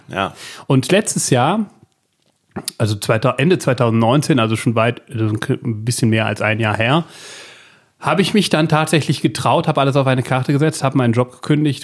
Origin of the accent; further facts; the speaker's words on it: Belgium; ich bin Belgier